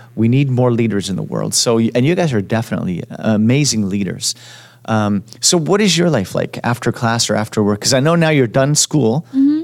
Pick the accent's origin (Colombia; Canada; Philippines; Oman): Canada; Montreal, Quebec; also born or lived in Edmonton; now in Vancouver, Canada; I'm from Montreal and and I moved to Edmonton